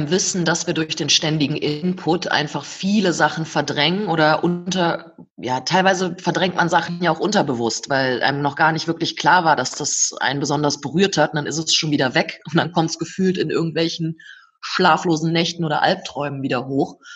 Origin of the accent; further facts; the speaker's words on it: North Rhine-Westphalia, Germany; Ich komme selbst aus dem Oberbergischen, das ist gar nicht so weit weg vom Sauerland.